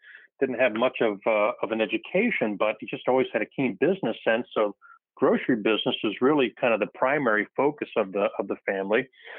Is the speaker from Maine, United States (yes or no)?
no; Naples, Florida, United States; I'm the oldest of the fourth generation of our family. Born and raised in Naples, Florida.